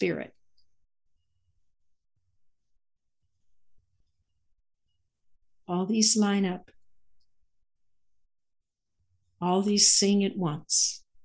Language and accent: English; the South, United States; I'm from the South and we always call people sweetheart or honey.